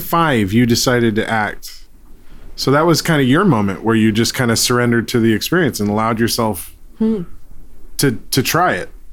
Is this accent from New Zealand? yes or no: no; Philippines; I'm Filipino.